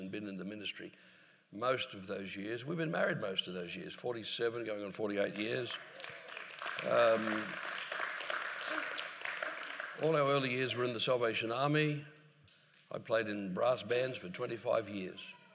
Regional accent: Queensland, Australia; we're from Queensland, sunny Queensland.

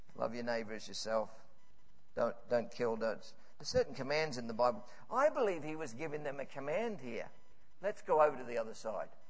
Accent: Scotland, United Kingdom; I'm Scottish

